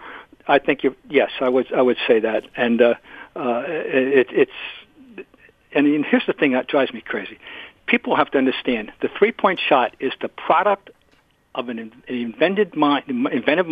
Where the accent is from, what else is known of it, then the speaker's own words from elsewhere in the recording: Trenton, New Jersey, United States; Trenton, New Jersey, my hometown